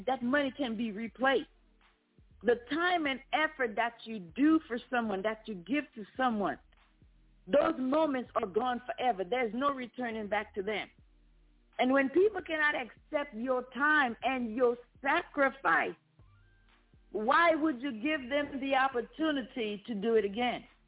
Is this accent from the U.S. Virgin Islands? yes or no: yes; U.S. Virgin Islands; now in United States; I was born in the Virgin Islands